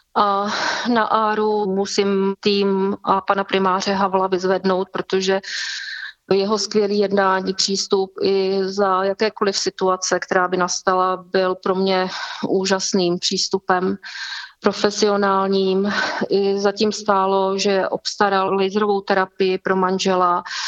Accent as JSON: {"language": "Czech", "town": "Vysoké Mýto", "region": "Pardubice Region", "country": "Czechia", "said": "jsem z Vysokého míta"}